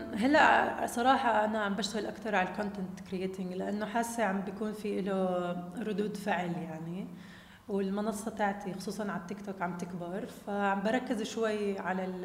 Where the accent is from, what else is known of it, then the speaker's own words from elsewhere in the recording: Jordan; انا اولاد الاردن اللي بالفريق هدول متربيه معهم ولعبه معهم كل حياتي وانا كمان كابتن منتخب اردن